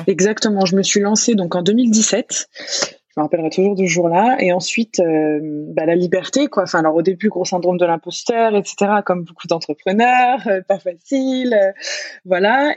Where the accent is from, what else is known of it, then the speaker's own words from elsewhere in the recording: France; moved away as an adult; j'ai pu quitter la France, euh, partir voyager. Donc, c'est pour ça qu'aujourd'hui, je suis nomade. Donc, Donc, je suis partie de France